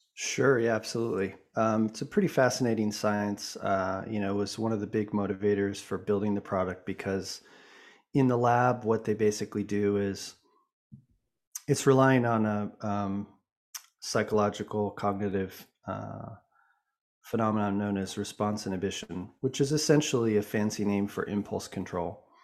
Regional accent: Boulder, Colorado, United States; also born or lived in Vancouver, British Columbia, Canada; I was born in Vancouver, B C, um, but actually grew up in Boulder, Colorado

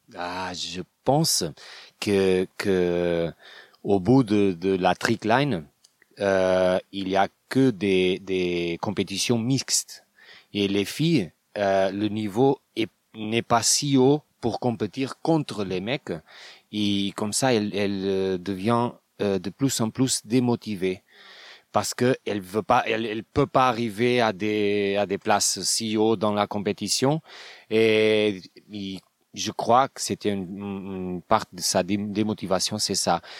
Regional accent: Portugal; French is a second language; je viens de Portugal, j'ai 38 ans

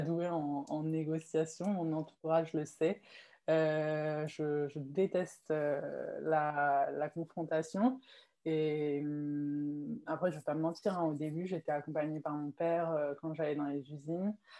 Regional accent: Mulhouse, Grand Est, France; moved away as an adult; now in Morocco; Moi, je suis née au, au Maroc. J'ai habité ici jusqu'à mes 6 ans. Mhm. Puis ensuite, j'ai déménagé en, en, France avec ma famille et j'ai grandi à Mulhouse en Alsace.

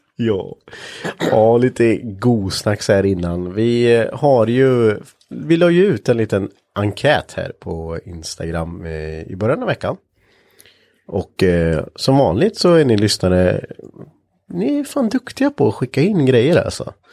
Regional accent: Östergötland, Sweden; accent: Östergötland dialect; jag tycker ju inte att jag har jättebred östgötska

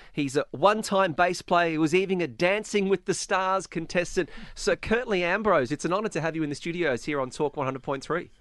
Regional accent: Australia; now in Dubai, United Arab Emirates; as, as an Australian, I'm very fortunate that I was a child of 1990s cricket in Australia

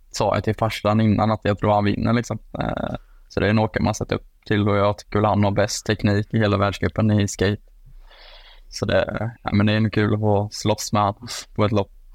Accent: Jönköping, Jönköping County, Sweden; moved away; also born or lived in Falun; hemma i Jönköping

